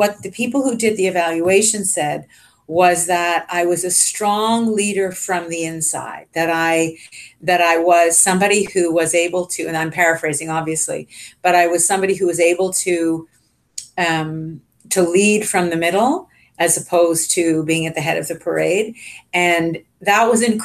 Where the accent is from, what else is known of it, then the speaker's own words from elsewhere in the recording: Richmond Hill, Ontario, Canada; I grew up in Richmond Hill, Ontario